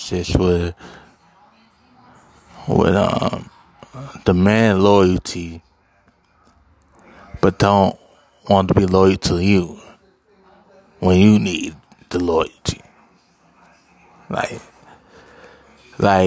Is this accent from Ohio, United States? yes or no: yes; Cincinnati, Ohio, United States; also born or lived in Covington, Kentucky; I'm from Cincinnati